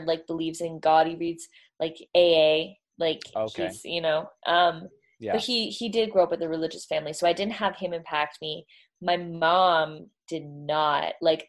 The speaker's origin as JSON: {"language": "English", "town": "Toronto", "region": "Ontario", "country": "Canada", "tie": "born or raised there", "said": "Well, like Toronto is East. Not the East Coast, but like East. Toronto's East Coast."}